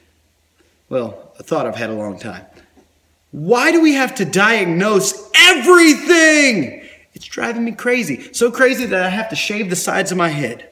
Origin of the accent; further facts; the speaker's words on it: North Carolina, United States; I'm from North Carolina. Forgive me. That's how I talk sometimes